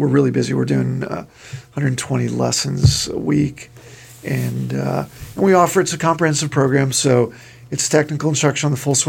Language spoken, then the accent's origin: English; Los Angeles, California, United States; moved away as an adult; also born or lived in Dallas; now in Southlake, United States; we're from Los Angeles, my wife